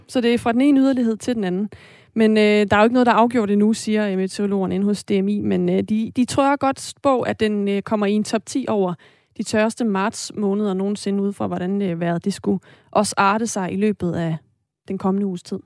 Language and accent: Danish; Esbjerg, Southern Denmark, Denmark; jeg er jo fra Esbjerg